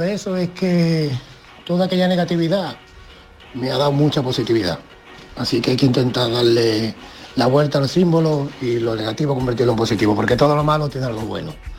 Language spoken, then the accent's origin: Spanish; Andalusia, Spain; moved away as an adult; now in Asturias, Spain; soy andaluz y vivo en Asturias